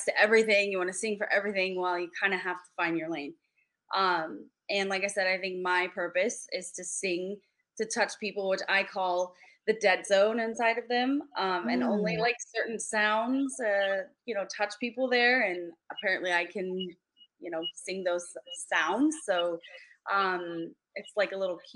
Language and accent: English; Chicago, Illinois, United States; also born or lived in California; But I'm from Chicago too. Like I was born in Chicago, raised here.